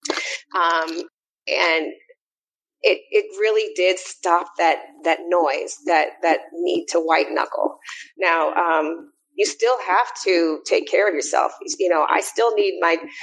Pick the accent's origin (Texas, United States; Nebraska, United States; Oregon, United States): Nebraska, United States; Omaha; also born or lived in North Carolina; now in Atlanta, United States; I'm a Midwesterner. I'm originally from Omaha, Nebraska